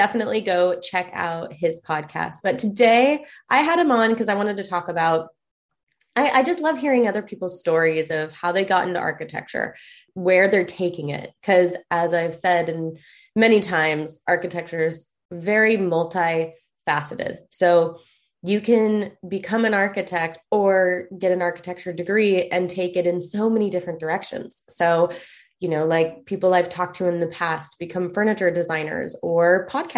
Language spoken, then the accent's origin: English; San Diego, California, United States; moved away as an adult; also born or lived in Chico; I'm from San Diego, but I went up to Chico State